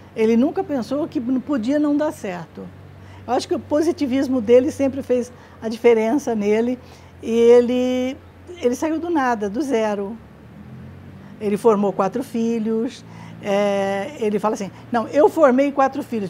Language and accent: Portuguese; Tupã, São Paulo, Brazil; moved away; Nós nascemos, os quatro filhos nascemos em Tupã.